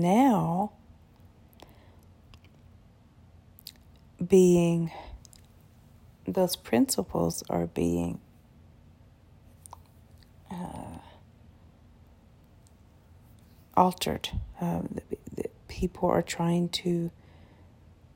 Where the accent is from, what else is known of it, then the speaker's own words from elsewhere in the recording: United States; I was born and raised here in America